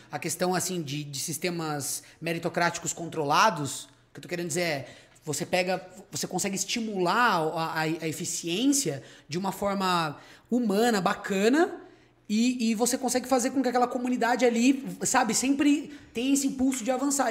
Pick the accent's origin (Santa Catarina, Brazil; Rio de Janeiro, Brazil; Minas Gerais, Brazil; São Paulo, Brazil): São Paulo, Brazil; Socorro; eu sou de uma cidade hoteleira, né, uma cidade turística, e aí a gente pegou um terreno que a gente tinha lá de três mil metros, começou a transformar numa pousada, que virou um hotel